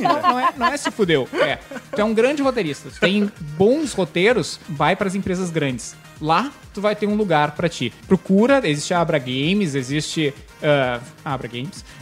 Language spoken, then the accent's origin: Portuguese; Porto Alegre, Rio Grande do Sul, Brazil; now in São Paulo, Brazil; Eu sou de Porto Alegre.